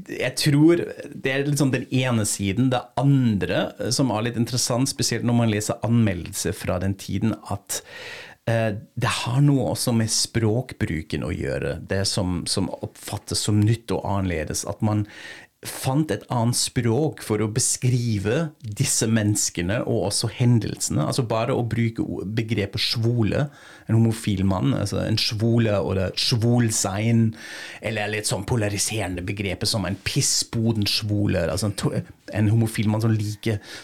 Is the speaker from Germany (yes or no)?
yes; Frankfurt, Hesse, Germany; moved away; til Frankfurt, min hjemby